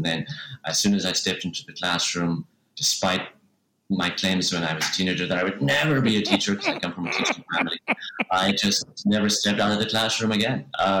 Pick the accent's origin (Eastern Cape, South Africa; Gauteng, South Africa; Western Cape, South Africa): Western Cape, South Africa; Cape Town; ooh, I love my hometown. I'm a big proponent for Cape Town.